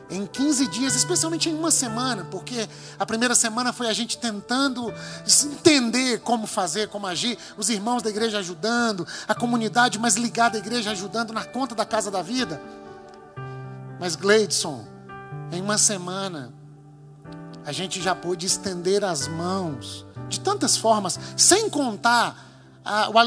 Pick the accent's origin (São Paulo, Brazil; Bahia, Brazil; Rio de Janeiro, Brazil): Bahia, Brazil; nós é que somos da Bahia, é o nosso povo, é a nossa cidade, é o nosso entorno.